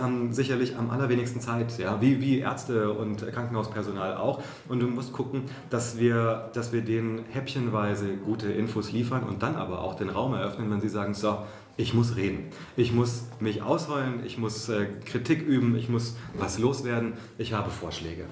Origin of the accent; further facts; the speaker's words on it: Hesse, Germany; moved away as an adult; also born or lived in Berlin; ich mal zurück in meine Heimat nach Hessen gehe